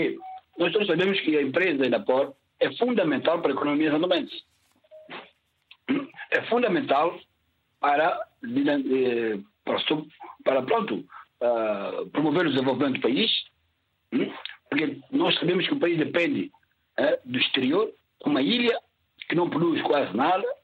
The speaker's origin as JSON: {"language": "Portuguese", "country": "São Tomé & Príncipe", "tie": "born or raised there", "said": "Eu sou santo santomense, nasci em Santo Tomé."}